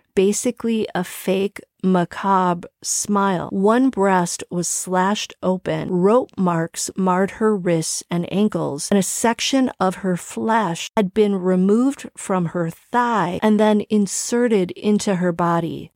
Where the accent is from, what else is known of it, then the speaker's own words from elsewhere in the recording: Milwaukee, Wisconsin, United States; Milwaukee, Wisconsin, my hometown